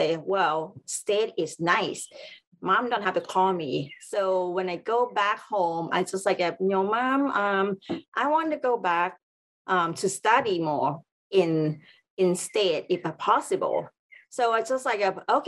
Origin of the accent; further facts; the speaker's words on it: Bangkok, Thailand; English is a second language; moved away as an adult; also born or lived in Los Angeles / San Francisco; now in Hawaii, United States; I'm growing up in Thailand, in Bangkok, study there